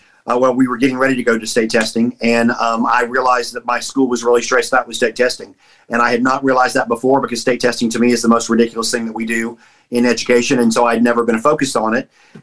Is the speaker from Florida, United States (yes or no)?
yes; Rockledge, Florida, United States; moved away as an adult; also born or lived in Alabama; now in Kentucky, United States; I am from, I grew up in Florida. I was in Florida all my life